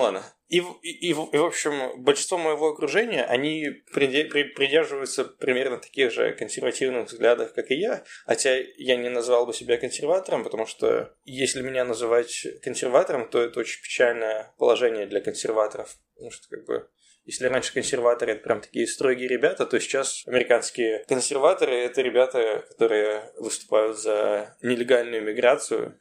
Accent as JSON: {"language": "Russian", "country": "Russia", "also_born_or_lived": "Stanford, United States", "moved": "yes", "lives_now": "United States", "said": "я из России"}